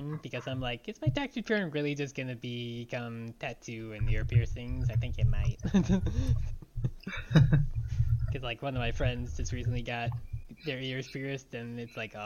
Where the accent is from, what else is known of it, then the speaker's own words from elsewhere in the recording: Long Island, New York, United States; I grew up in on Long Island